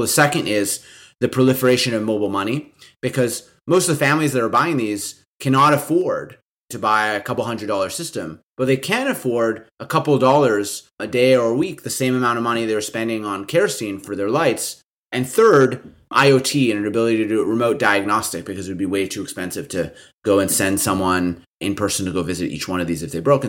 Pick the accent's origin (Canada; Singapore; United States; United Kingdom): Canada; Winnipeg, Manitoba; I'm from Winnipeg, a s, a small, medium-sized city in, in the middle of Canada